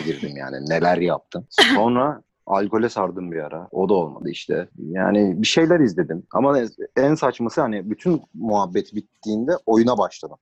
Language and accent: Turkish; Istanbul, Turkey; also born or lived in United States / Canada; Ama ben Üsküdar'da doğdum. Burada büyüdüm.